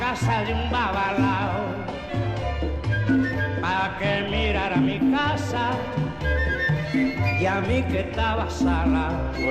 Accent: Chalco, State of Mexico, Mexico; Yo soy hijo de Chalco, por eso estoy bien

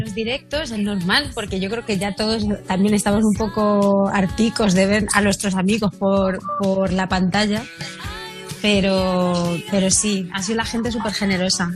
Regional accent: Castilla-La Mancha, Spain; moved away; irme para mi tierra manchega

